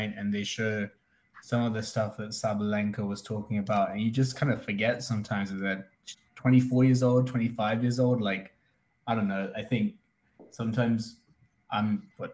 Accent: London, United Kingdom; moved away; I grew up in London

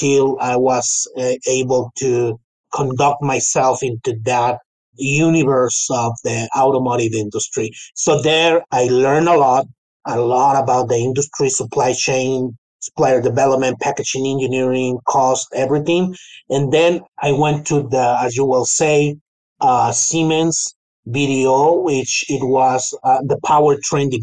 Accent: Chihuahua, Mexico; moved away as an adult; now in United States; So I was born and raised in Chihuahua capital

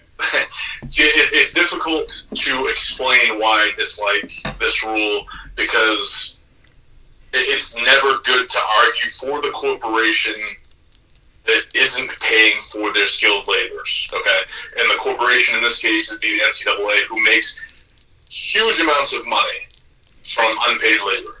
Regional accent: Northeast, United States; I'm from the Northeast.

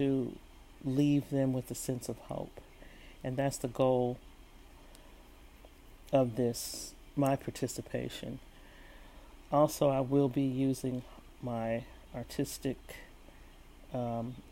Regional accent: San Francisco, California, United States; moved away as an adult; also born or lived in San Jose; I spent all my school years in San Francisco Bay Area, growing up in San Francisco and San Jose

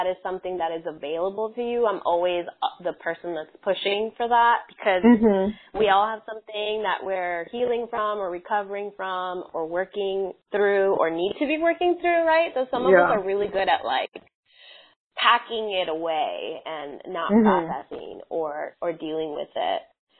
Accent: Southwest, United States; I grew up in the Southwest, different cities in the Southwest.

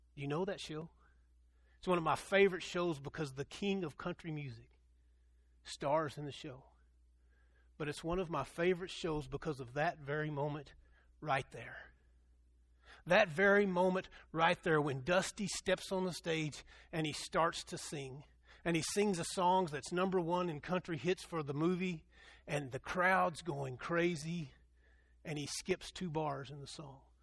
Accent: Dumas, Texas, United States; I grew up in Dumas, Texas, and we are the Dumas demons

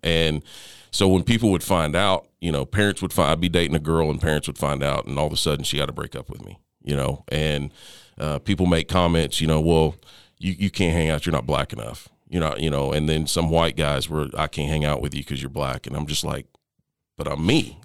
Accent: Tyler, Texas, United States; also born or lived in Lindale, Texas; we grew up in Tyler, Texas, in that, well, yeah, in Tyler, Texas. Um, lived in a little town called Lindell, which is just north of Tyler

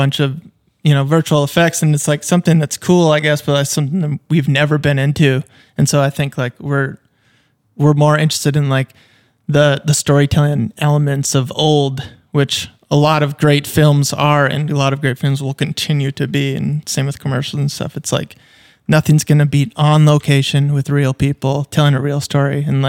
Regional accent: Fergus, Ontario, Canada; I think like just growing up in Fergus and having a great time and whatnot

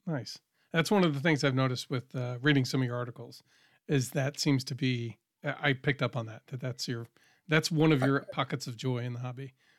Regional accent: New England, United States; I grew up in New England

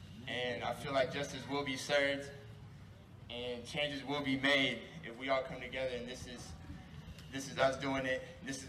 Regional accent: Norman, Oklahoma, United States; I grew up here in Norman. Everywhere I go, I try to represent this city as best as I can.

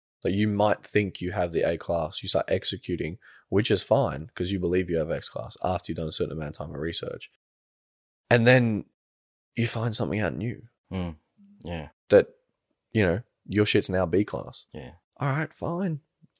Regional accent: United Kingdom; I'm British.

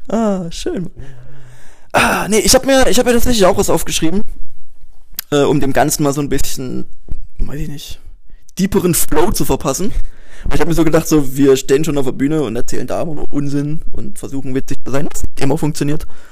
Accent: Dresden, Saxony, Germany; ich komme aus Dresden

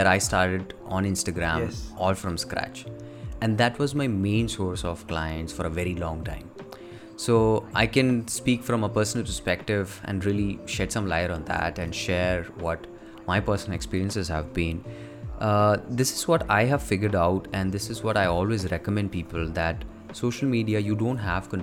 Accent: India; I live with my parents and you have responsibilities as an Indian kid.

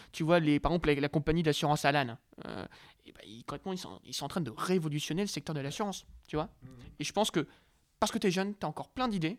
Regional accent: Lille, Hauts-de-France, France; je viens d'une très belle ville qui s'appelle Lille

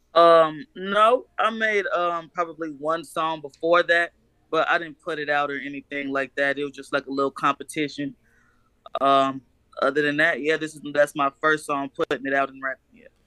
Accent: Chicago, Illinois, United States; now in Manhattan, Kansas, United States; I was born in Chicago. I actually live in Kansas at the moment.

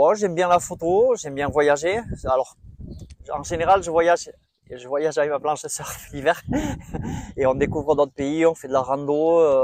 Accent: Boucau, Nouvelle-Aquitaine, France; je viens du Boucou, un petit village euh, juste à côté de Bayonne

